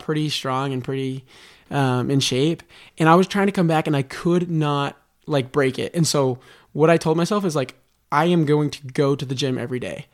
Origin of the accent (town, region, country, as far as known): Las Vegas, Nevada, United States; born or raised there